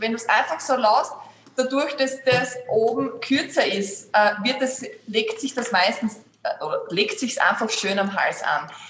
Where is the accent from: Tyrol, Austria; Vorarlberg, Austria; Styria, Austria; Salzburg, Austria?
Styria, Austria; Graz; die … und ich komme aus Graz und sitze da auch in meinem Atelier in Graz